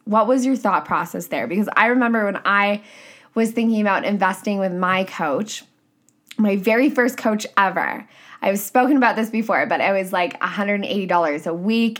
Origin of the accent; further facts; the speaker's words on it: Canada; I'm a Canadian coach